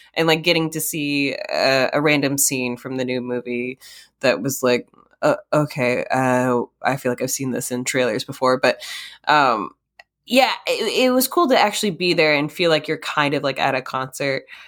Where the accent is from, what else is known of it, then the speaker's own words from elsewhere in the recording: Minnesota, United States; moved away; also born or lived in North Carolina; in Minnesota. Yeah, I I do slip into that accent sometimes because I also grew up a little bit in uh, North Carolina